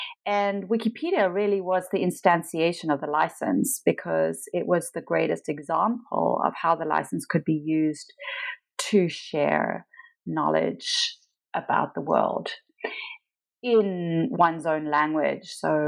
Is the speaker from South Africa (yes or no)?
yes; Pietermaritzburg, KwaZulu-Natal, South Africa; So I am South African. I lived in South Africa most of my life. I was born in a small town called Pietermaritzburg, near Durban, which is on the kind of east coast of South Africa.